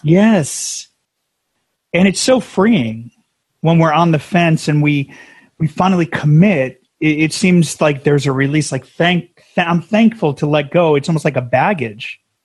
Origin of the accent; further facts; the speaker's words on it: New Jersey, United States; now in San Diego, United States; we were New Jersey, and we're we're transplants out here.